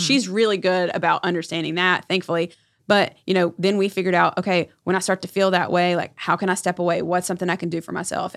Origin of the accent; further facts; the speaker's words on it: Erwin, North Carolina, United States; I was born and raised in North Carolina. I grew up in a very small town called Irwin